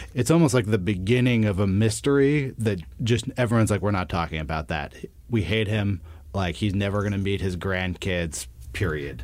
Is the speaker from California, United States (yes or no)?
yes; Berkeley, California, United States; I'm from the Bay Area. I grew up in, uh, Berkeley